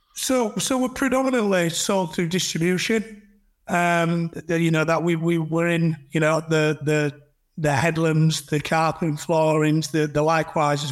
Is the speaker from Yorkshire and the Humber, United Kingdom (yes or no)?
yes; Huddersfield, Yorkshire and the Humber, United Kingdom; I'm from Huddersfield.